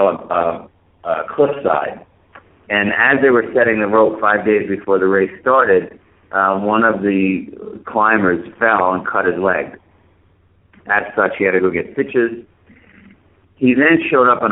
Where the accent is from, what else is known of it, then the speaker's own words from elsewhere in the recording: Vermont, United States; in Vermont, my hometown